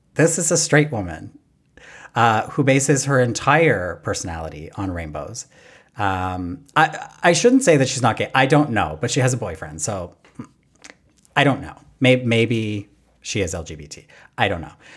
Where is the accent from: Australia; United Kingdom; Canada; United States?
Canada; I'm Canadian